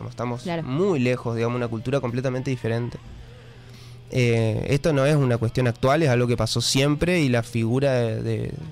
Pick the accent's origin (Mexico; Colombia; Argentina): Argentina; Chaco; eso, porque soy chaqueño. ¿no? ¿Viste? Uh, saltó lo de chaqueño, bueno.